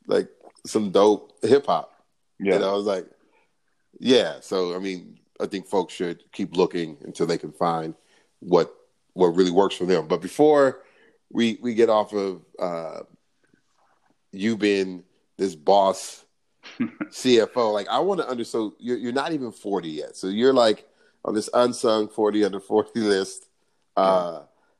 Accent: Los Angeles, California, United States; I grew up in South LA, with a single mom

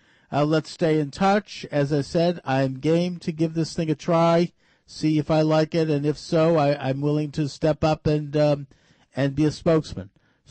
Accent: Massachusetts, United States; the Commonwealth of Massachusetts, my home state

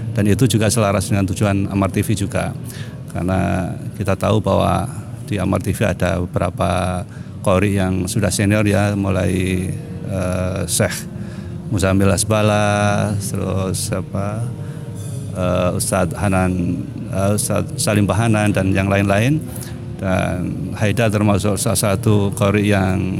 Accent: Kediri, East Java, Indonesia; moved away; saya asli Kediri, jadi mesti ke, apa, ibu di Kediri

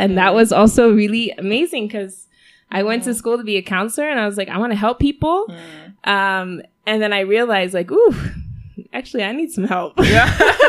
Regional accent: Denver, Colorado, United States; now in Rwanda; I was born in the U.S. I was born in Denver, Colorado.

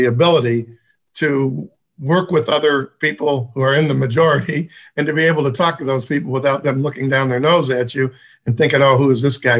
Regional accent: Detroit, Michigan, United States; Where we were raised, we went to elementary school, junior high, and then we all went to Mumford, and we had a mix of kids

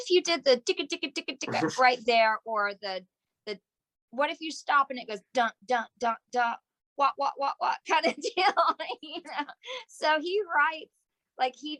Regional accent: the South, United States; we're from the South

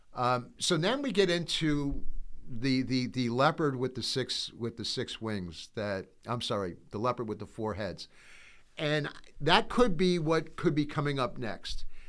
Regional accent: United States; I'm an American. I'm proud to be an American

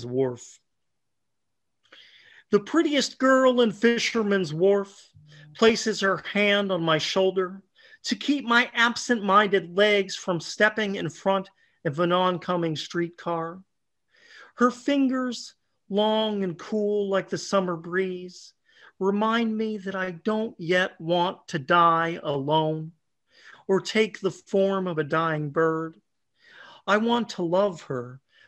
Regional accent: Pittsburgh, Pennsylvania, United States; I grew up around Pittsburgh

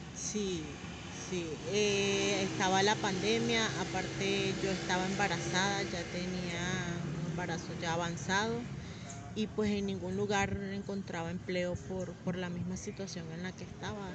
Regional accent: Venezuela; moved away as an adult; also born or lived in Bogotá, Colombia; now in Villavicencio, Colombia; el país de donde vengo, Venezuela

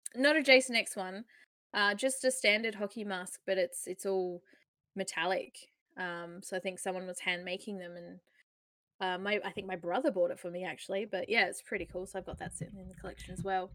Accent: Australia; we're Australian

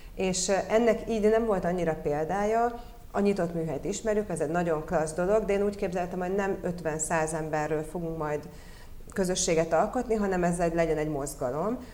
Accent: Budapest, Hungary; also born or lived in Rome; ide születtem Budapestre

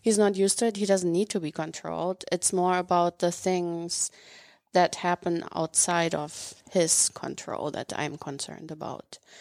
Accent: Northern Germany, Germany; moved away as an adult; I grew up in Germany

